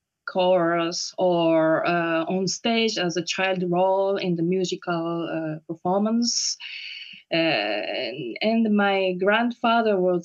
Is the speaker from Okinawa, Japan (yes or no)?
no; Osaka, Japan; English is a second language; moved away as an adult; also born or lived in Tokyo, Japan / Paris, France; now in The Hague, Netherlands; My origin is Japanese. So I was born in Osaka, in Japan